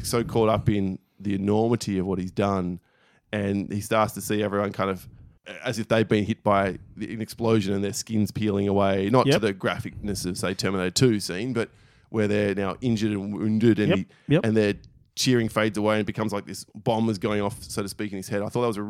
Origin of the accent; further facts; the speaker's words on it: Australia; We're Australian. We should know. We don't.